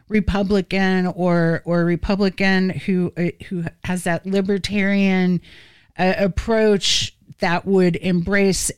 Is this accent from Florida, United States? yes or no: yes; Florida, United States; when I was growing up in Florida, like a gajillion years ago.